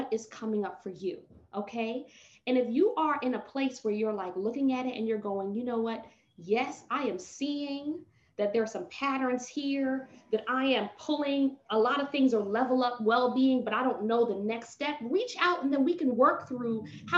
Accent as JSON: {"language": "English", "country": "Jamaica", "accent": "patois", "said": "I'm a Jamaican and I have to bring in the patois"}